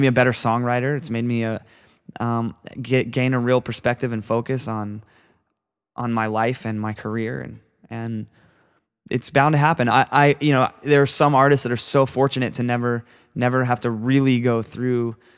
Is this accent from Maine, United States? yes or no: no; Florida, United States; I'm a kid from Florida that that you know grew up playing music with my best friends